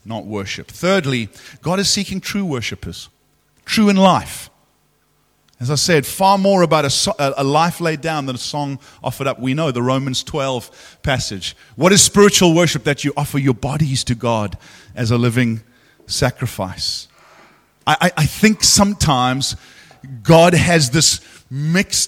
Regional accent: South Africa; as a South African

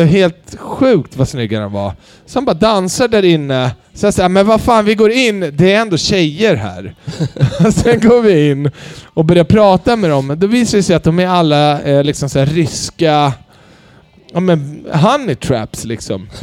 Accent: Sweden; Jag är född i Sverige.

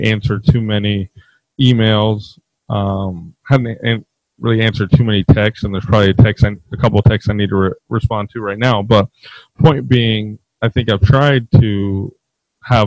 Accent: Dallas, Texas, United States; now in Midwest, United States; I used to live in Dallas, or I grew up in Dallas

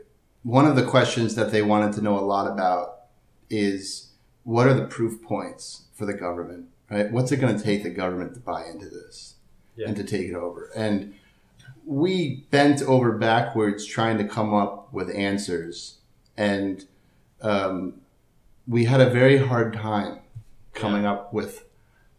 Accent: Connecticut, United States; moved away; also born or lived in San Diego; I'm from Connecticut

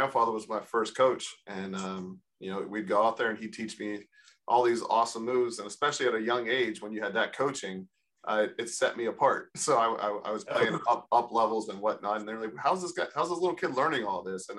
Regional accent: Monroeville, Pennsylvania, United States; I grew up in Monroeville, Pennsylvania, which is a suburb about 15 minutes outside of Pittsburgh

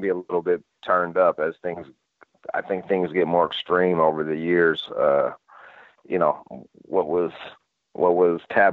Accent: Michigan, United States; also born or lived in Los Angeles; now in Nashville, United States; I'm from Michigan myself

